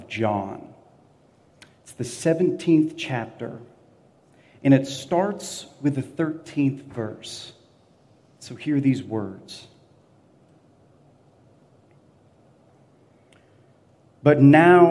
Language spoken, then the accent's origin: English; Florida, United States; now in Memphis, United States; growing up in Florida